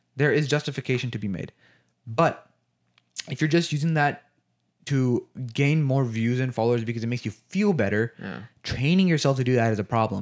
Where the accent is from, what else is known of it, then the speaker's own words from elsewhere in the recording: United States; when we were growing up in America